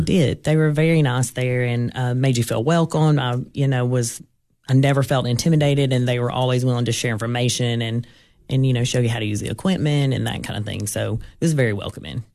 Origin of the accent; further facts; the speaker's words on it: Gainesboro, Tennessee, United States; I grew up in Jackson County, um, went to school in Gainesboro